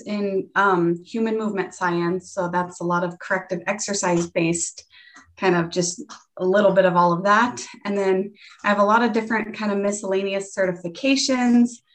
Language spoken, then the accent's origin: English; Greeley, Colorado, United States; also born or lived in Severance, Colorado; I was born in Greeley, Colorado, and I currently live in Severance, Colorado, which is like 15 minutes away from my hometown